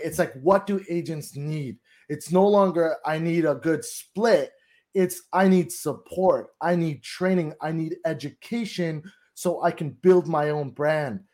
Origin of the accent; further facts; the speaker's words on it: Toronto, Ontario, Canada; now in Collingwood, Canada; I'm from Toronto. I'm actually living, uh, Collingwood in a cottage area